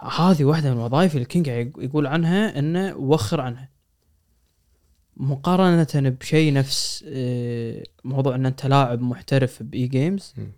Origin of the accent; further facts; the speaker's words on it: Kuwait; عندنا بالكويت